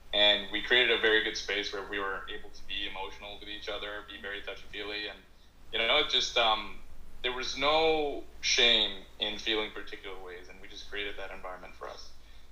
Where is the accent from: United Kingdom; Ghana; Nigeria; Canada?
Canada; growing up in Canada